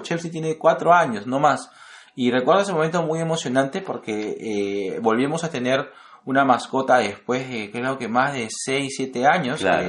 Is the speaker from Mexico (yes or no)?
no; Lima, Peru